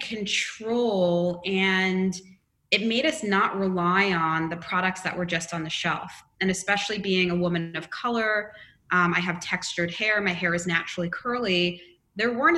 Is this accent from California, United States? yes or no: no; Long Island, New York, United States; I didn't grow up in West Virginia. I grew up in Long Island